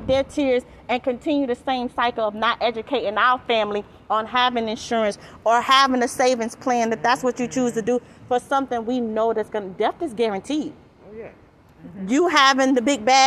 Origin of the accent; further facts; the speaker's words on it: St. Petersburg, Florida, United States; I'm born and raised in St. Pete.